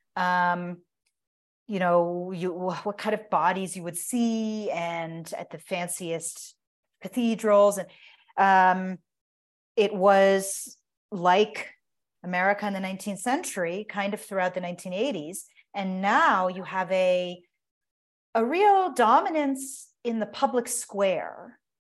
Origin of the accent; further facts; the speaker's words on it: United States; as an American